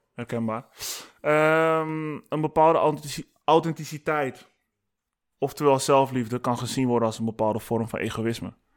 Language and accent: Dutch; Amsterdam, North Holland, Netherlands; kom ik uit Amsterdam